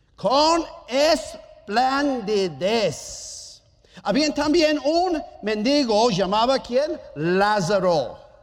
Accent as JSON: {"language": "Spanish", "country": "Germany", "second_language": "Spanish", "moved": "yes", "said": "Yo soy alemán"}